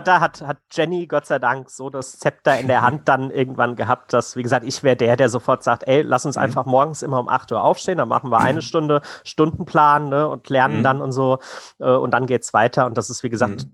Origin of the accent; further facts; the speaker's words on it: Hesse, Germany; wir kommen aus Hessen